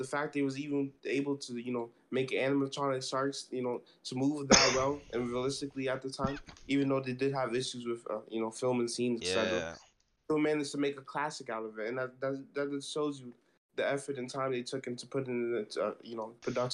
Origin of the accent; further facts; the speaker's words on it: New York, United States; Yeah, and I can relate, because we're both from New York, kid